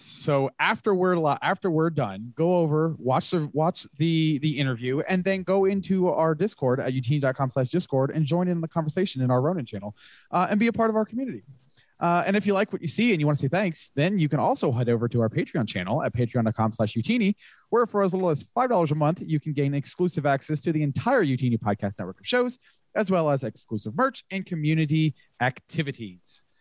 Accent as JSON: {"language": "English", "region": "Florida", "country": "United States", "tie": "born or raised there", "said": "Growing up in Florida before the time of the Rays"}